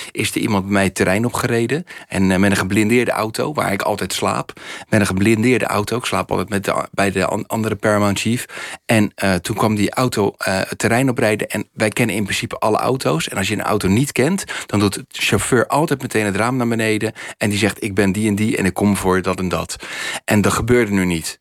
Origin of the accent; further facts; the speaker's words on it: Rotterdam, South Holland, Netherlands; het land waar ik vandaan kom, en vooral mijn stad Rotterdam